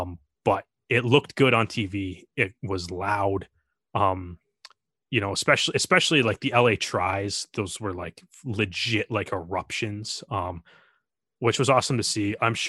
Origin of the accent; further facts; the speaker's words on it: Canada; As a Canadian fan, like it was cool to see the Canadian players show up for this game